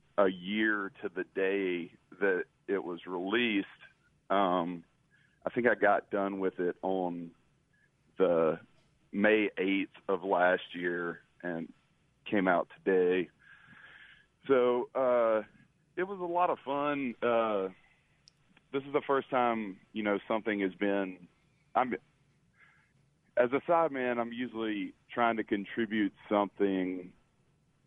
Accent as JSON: {"language": "English", "town": "Greenwood", "region": "Mississippi", "country": "United States", "tie": "born or raised there", "also_born_or_lived": "Oxford, Mississippi", "lives_now": "Water Valley, United States", "said": "I grew up in and around Greenwood, Edobina area"}